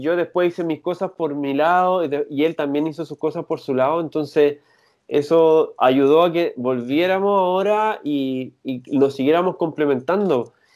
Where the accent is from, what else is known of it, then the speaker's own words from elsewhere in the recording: San Antonio, Valparaíso, Chile; now in Santiago, Chile; yo soy de San Antonio y con él lo conocí allá, somos amigos desde chico.